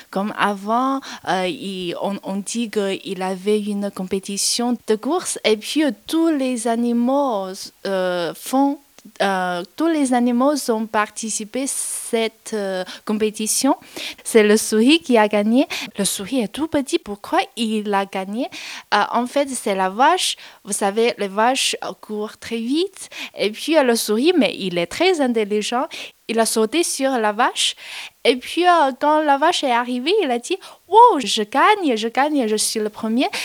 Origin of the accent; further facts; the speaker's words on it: Chongqing, China; French is a second language; moved away; En fait, je viens de Chongqing. C'est une ville au sud-ouest de la Chine.